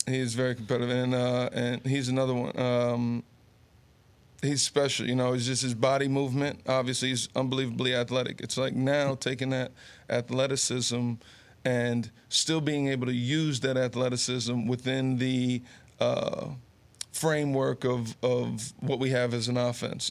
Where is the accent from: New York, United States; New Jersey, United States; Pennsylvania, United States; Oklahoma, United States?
New Jersey, United States; Garfield; also born or lived in Summit, New Jersey / Rumson, New Jersey; born in Summit, growing up in Garfield